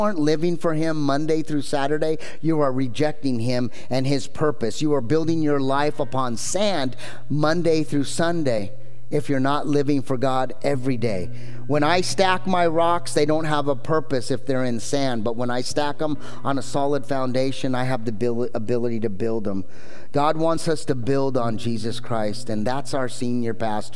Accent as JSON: {"language": "English", "town": "Anaheim", "region": "California", "country": "United States", "tie": "born or raised there", "said": "I grew up in Anaheim"}